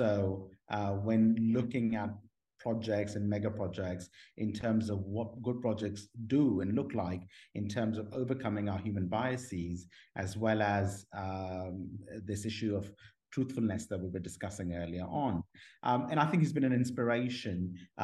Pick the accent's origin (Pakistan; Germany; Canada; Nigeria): Pakistan; moved away; also born or lived in Washington, D.C., United States / Oxford, United Kingdom; I grew up in Pakistan, in an Islamic family background